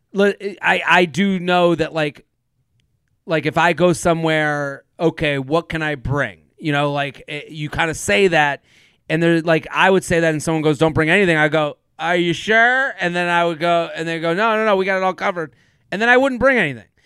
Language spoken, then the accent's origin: English; Needham, Massachusetts, United States; I'm from Needham, the longest running high school Thanksgiving football rivalry in the country with Needham and Wellesley